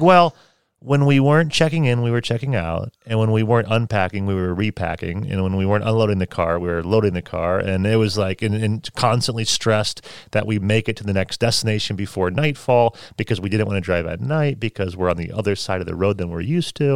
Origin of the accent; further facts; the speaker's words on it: United States; also born or lived in China; I'm, I'm from the United States